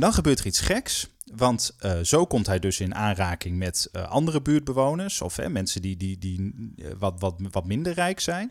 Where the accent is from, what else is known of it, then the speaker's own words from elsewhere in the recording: Groningen, Netherlands; moved away; also born or lived in Rotterdam; ik kom oorspronkelijk uit Groningen